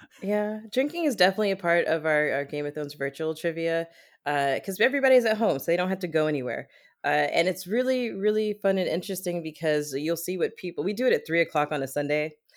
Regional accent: Germany; moved away as an adult; I grew up in Germany, and I spent, I, I just spent my entire childhood, like, I lived there until I was, like, twenty-four, twenty-five

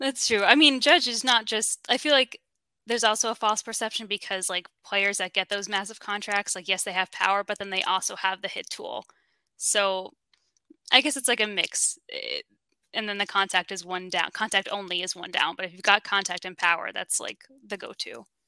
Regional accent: New York, United States; I'm from New York

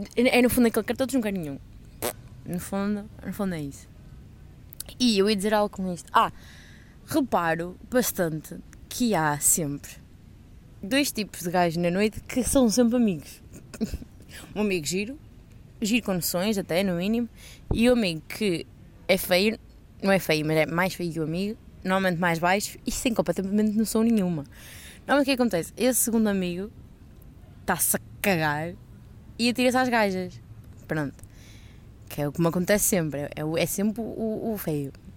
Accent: Portugal; moved away; also born or lived in Coimbra; sou de Portugal.

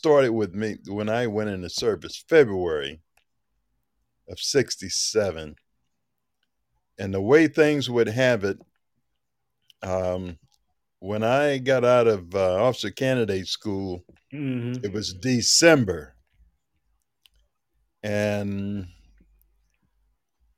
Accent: Texas, United States; I am originally a Texan

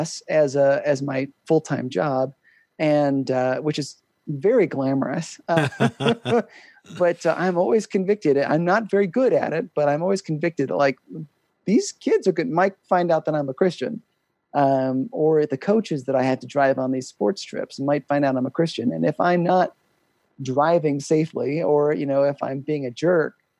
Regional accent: Ohio, United States; now in Wyoming, United States; I grew up in Ohio

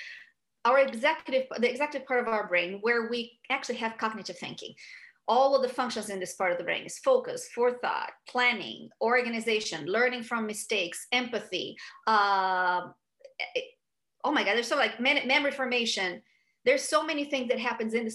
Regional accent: Rio de Janeiro, Brazil; moved away as an adult; now in United States; So I grew up in Brazil, and at 29 years old, I moved to the US

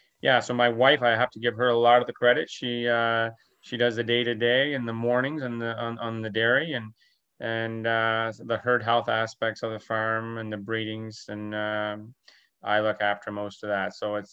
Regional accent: Sussex, New Brunswick, Canada; So I grew up in Sussex, New Brunswick, and on a dairy farm there where my parents, they milked about 100 cows growing up.

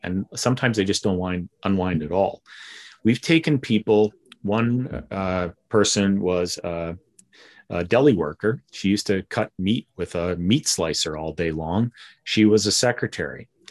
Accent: town on the Alberta-Saskatchewan border, Western Canada, Canada; moved away as an adult; also born or lived in Philadelphia; I'm from Western Canada originally. Grew up in a little town of 500 people in the middle of absolutely nowhere

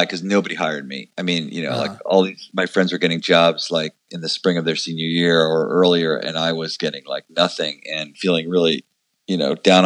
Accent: Long Island, New York, United States; I grew up in New York. I'm from Long Island originally.

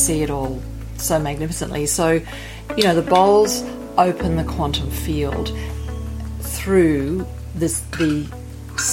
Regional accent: Sydney, New South Wales, Australia; moved away; I'm from Sydney, Australia

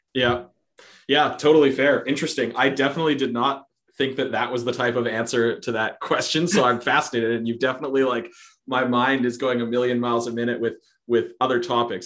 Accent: Canada; we are very polite.

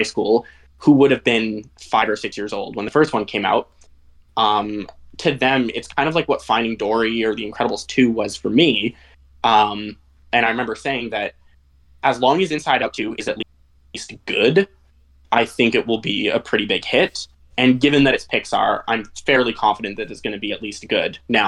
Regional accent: Canada; I'm in Canada. I'm from Canada. I live in British Columbia.

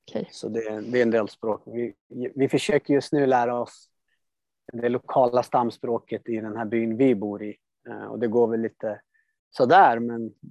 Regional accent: Mozambique; born there; also born or lived in Sweden; Ja, alltså jag föddes i Moçambique 85 och sen har jag pendlat fram och tillbaka under större delen av mitt liv.

